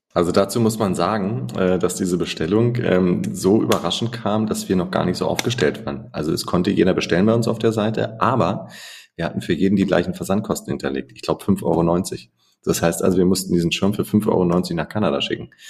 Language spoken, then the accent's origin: German; Germany; für uns als Deutsche